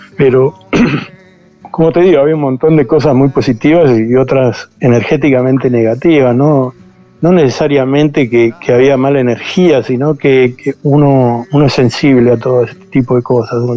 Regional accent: Argentina; also born or lived in United States; now in Costa Rica; soy primera generación argentino, eh, amo mi país

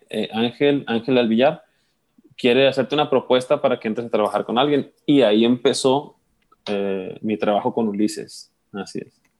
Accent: Guamúchil, Sinaloa, Mexico; also born or lived in Culiacán / Seattle; nací en Guamuchil y crecí ahí hasta los 18 años que me fui a estudiar a la Universidad de mm. Culiacán

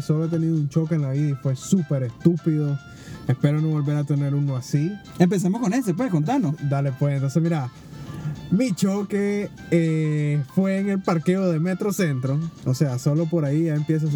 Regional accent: Nicaragua; como todo nicaragüense

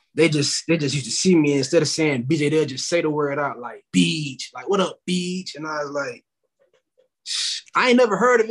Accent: Tallahassee, Florida, United States; I'm from Tallahassee

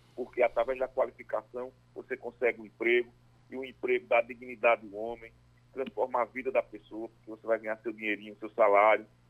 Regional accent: Caruaru, Pernambuco, Brazil; also born or lived in Ibirajuba, Pernambuco; Eu nasci em Caruaru, na verdade, né? Eu sou caruaruense, é, e adotei Ibirajuba, onde fui votado lá, fiz meu trabalho lá, depois voltei para Caruaru, meu negócio. Eu iniciei aos 14 anos em Caruaru, estudei em Caruaru, passei minha vida em Caruaru

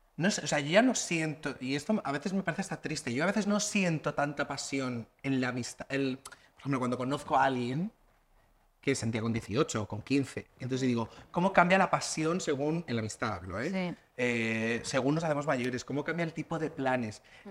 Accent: Region of Murcia, Spain; now in Madrid, Spain; Yo tengo entorno en Lorca, yo soy de Murcia

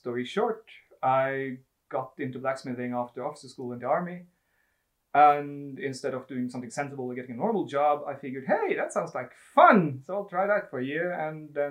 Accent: Ski, Akershus, Norway; I grew up in Ski, and grew up there running around the forest

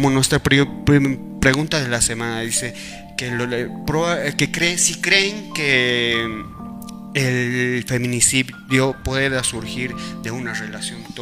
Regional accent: Bolivia; para pensar que como bolivianos nos da un para

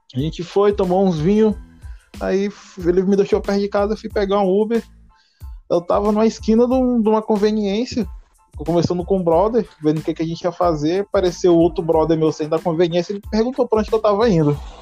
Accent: Porto Velho, Rondônia, Brazil; sou de Porto Velho, Rondônia

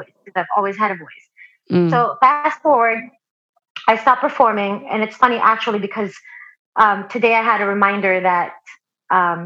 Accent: Philippines; now in United States; I was born in the Philippines and I've always been a singer. I grew up all throughout elementary, down to the time that I moved to the U.S.

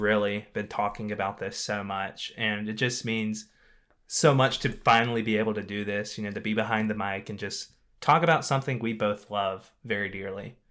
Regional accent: Louisiana, United States; moved away; I'm actually from Louisiana

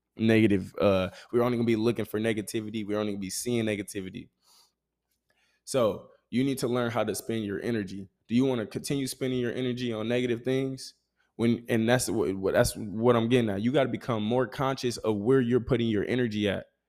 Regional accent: Grand Rapids, Michigan, United States; moved away as an adult; I'm able to now be back in my hometown

